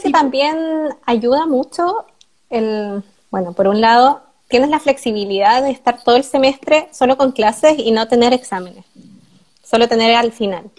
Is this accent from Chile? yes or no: yes; Chile; moved away as an adult; now in Germany; ninguno de nosotros tiene buen inglés saliendo de la U en Chile